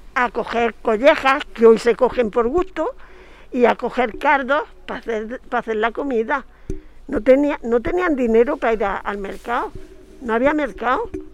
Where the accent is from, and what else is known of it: María, Andalusia, Spain